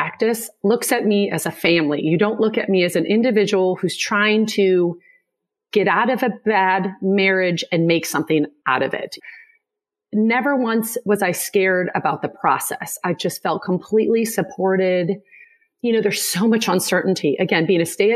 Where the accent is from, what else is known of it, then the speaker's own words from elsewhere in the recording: Midwest, United States; also born or lived in Durham; now in Greenville, United States; I'm originally from the Midwest. So I have kind of bounced down this way to the South.